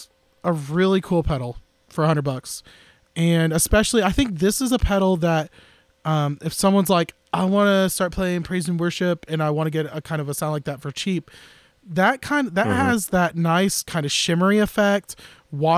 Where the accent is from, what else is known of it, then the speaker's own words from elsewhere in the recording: Tampa, Florida, United States; moved away; also born or lived in East Tennessee; I'm not from East Tennessee. I'm from Tampa, Florida.